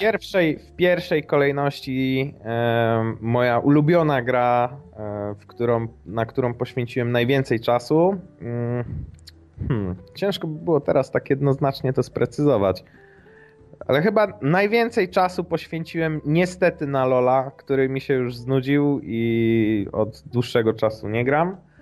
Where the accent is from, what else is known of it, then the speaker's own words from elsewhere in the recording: Szczecinek, West Pomeranian Voivodeship, Poland; Pochodzę z takiej metropolii e, w województwie zachodniopomorskim jak Szczecinek.